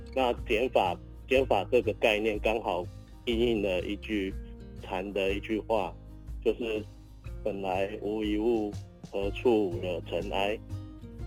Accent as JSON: {"language": "Chinese", "region": "Tainan", "country": "Taiwan", "said": "我身为一个台南人，我回到台南"}